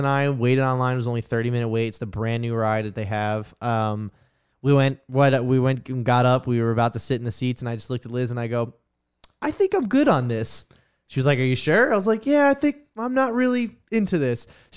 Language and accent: English; New Jersey, United States; I'm from New Jersey